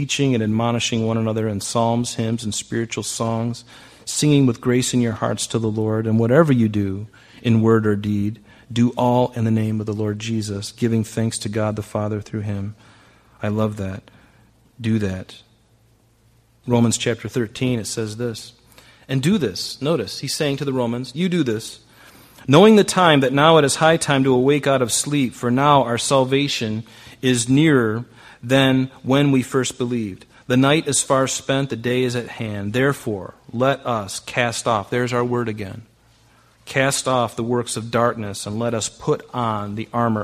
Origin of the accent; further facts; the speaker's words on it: United States; I'm American.